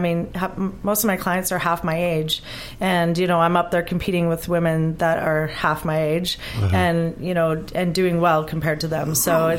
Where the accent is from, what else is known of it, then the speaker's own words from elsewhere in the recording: Vancouver, British Columbia, Canada; Excuse me, because I'm from Vancouver, so it's a different organization.